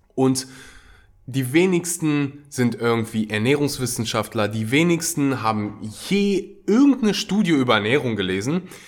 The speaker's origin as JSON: {"language": "German", "country": "Germany", "said": "bei uns in Deutschland"}